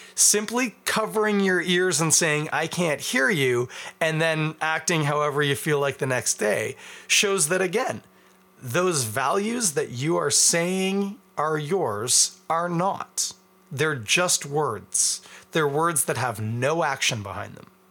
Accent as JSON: {"language": "English", "country": "Canada", "said": "As a Canadian"}